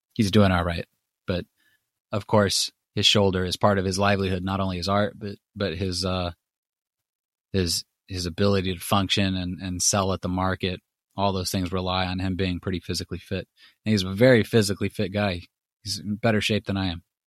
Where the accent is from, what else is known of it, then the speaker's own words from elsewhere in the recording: Los Angeles, California, United States; I come from Los Angeles, and I come from I grew up in Hollywood